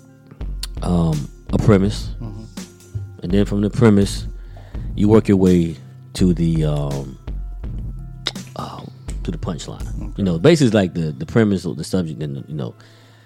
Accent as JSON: {"language": "English", "town": "Raleigh", "region": "North Carolina", "country": "United States", "lives_now": "Durham, United States", "said": "I'm from Raleigh, love Raleigh."}